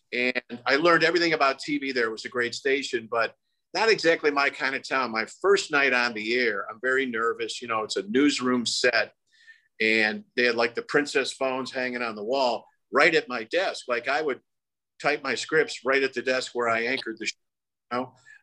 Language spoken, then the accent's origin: English; Buffalo, New York, United States; accent: Great Lakes; also born or lived in Dayton / Louisville; now in Chicago, United States; growing up in Buffalo